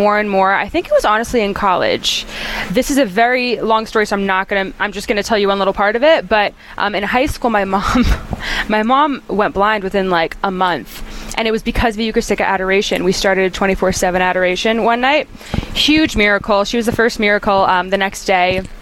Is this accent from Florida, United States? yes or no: no; North Carolina, United States; moved away as an adult; now in Nashville, United States; I'm originally from North Carolina, which I love, and so I say y'all a lot, but I actually just moved to Nashville